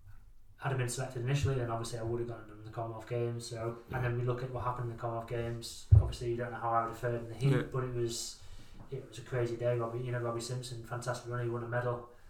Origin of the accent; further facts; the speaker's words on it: England, United Kingdom; No, I was born and raised in England. I'm an England boy.